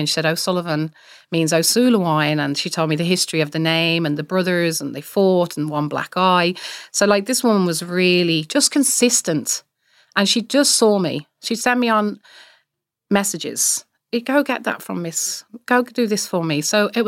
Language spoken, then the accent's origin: English; Ireland; I'm from Ireland as well.